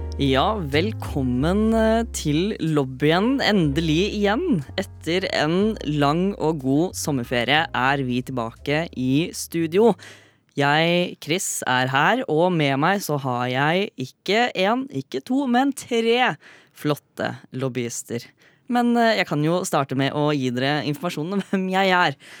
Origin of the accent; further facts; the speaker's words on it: Fredrikstad, Østfold, Norway; Jeg er fra Fredrikstad